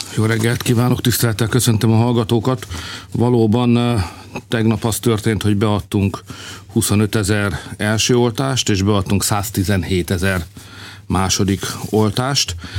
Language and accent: Hungarian; Hungary; Hát magyarok vagyunk